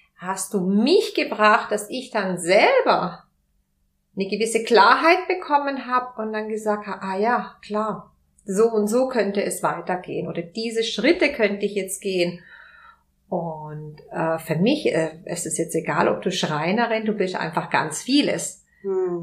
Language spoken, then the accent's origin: German; Spain; moved away; ich bin Spanierin